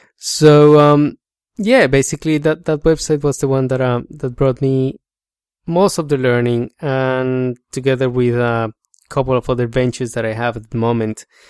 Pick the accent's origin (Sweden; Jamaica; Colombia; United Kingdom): Colombia; accent: Spanish; English is a second language; moved away as an adult; now in Australia; I come from Colombia. I migrated to Australia seven years ago